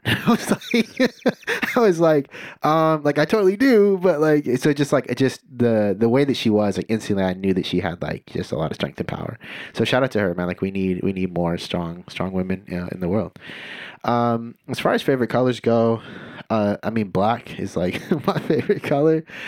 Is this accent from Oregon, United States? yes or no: no; Santa Cruz, California, United States; also born or lived in Scotts Valley, California; growing up in Santa Cruz, which is predominantly white